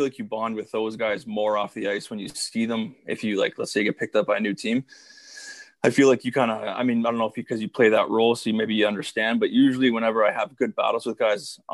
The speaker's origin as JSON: {"language": "English", "town": "Smiths Falls", "region": "Ontario", "country": "Canada", "also_born_or_lived": "Northern Michigan", "moved": "as an adult", "said": "I'm from Smiths Falls, obviously. So that's about a 35-minute drive from Kentville. So I was able to stay at home all through my junior career"}